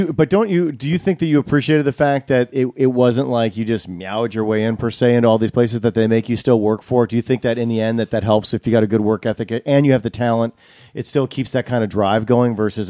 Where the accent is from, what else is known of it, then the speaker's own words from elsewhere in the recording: Midwest, United States; I'm a Midwesterner